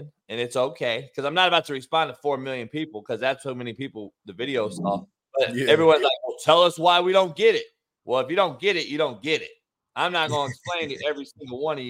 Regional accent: Compton, California, United States; I'm really from Compton

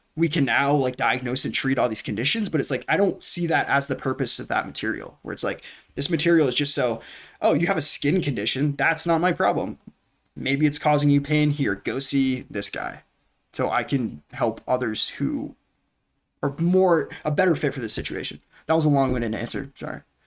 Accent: New Hampshire, United States; born and raised in New Hampshire

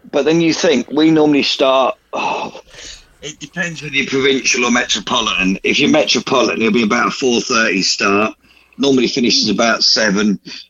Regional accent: United Kingdom; We're British.

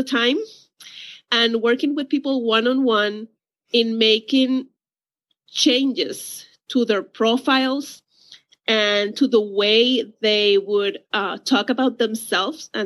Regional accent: Puerto Rico; I'm from Puerto Rico.

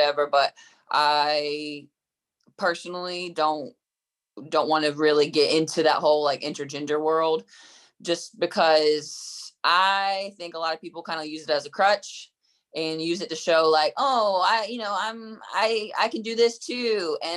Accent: Durham, North Carolina, United States; I grew up in Durham, North Carolina

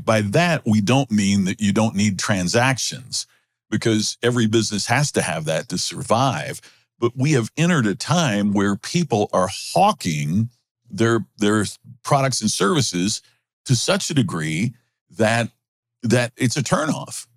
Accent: Crothersville, Indiana, United States; I grew up in the very rural part of Indiana, uh, near Louisville, Kentucky, just on the, you know, southern part of the state. And my folks owned the only grocery store in Crothersville, Indiana, my hometown

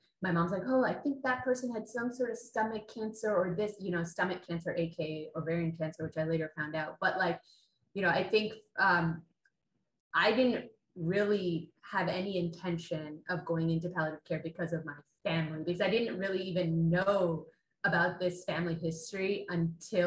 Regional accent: Canada; my background is South Asian, and I grew up in Canada, and I was born and raised in Canada

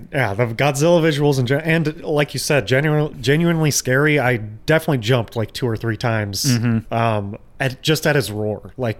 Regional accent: United States; I'm an American

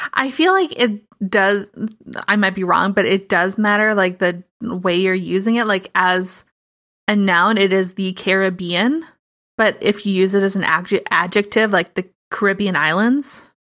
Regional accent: Midwest, United States; as a Midwesterner

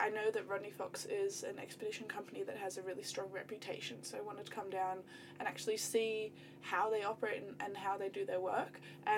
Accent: Cairns, Queensland, Australia; I'm from Cairns, beautiful Cairns, far north Queensland, sandwiched in between the reef and the rainforest.

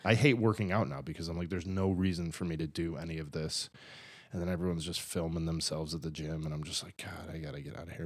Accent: Buffalo, New York, United States; moved away as an adult; I'm glad that I'm from there. I'm glad that I'm from Buffalo

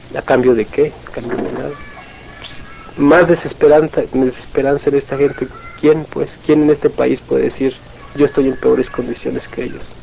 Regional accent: Mexico

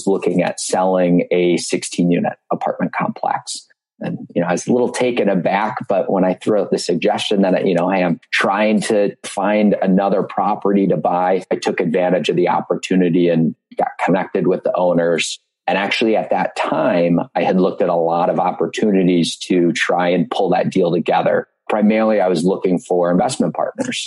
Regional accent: Marquette, Michigan, United States; as a kid growing up in Marquette, Michigan

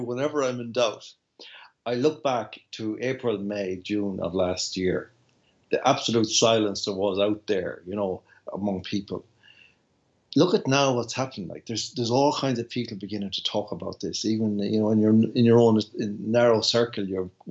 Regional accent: Ireland; I came from Ireland

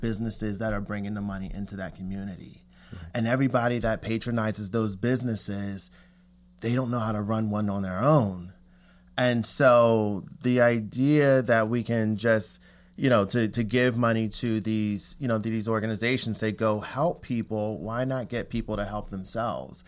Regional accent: Philadelphia, Pennsylvania, United States; moved away; I grew up in Philly

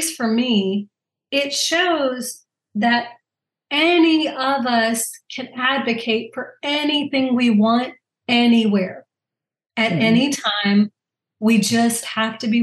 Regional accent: Louisiana, United States; I'm from Louisiana

